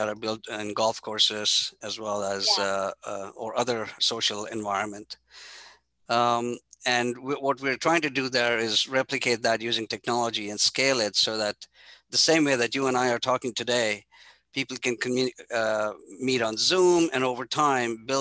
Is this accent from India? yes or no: yes; India; I grew up in India with a very humble family